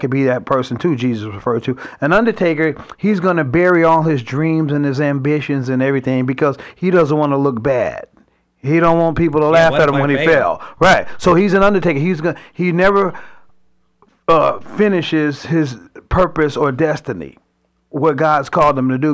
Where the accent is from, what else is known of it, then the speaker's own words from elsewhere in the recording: Chicago, Illinois, United States; I grew up in Chicago where we have tough winters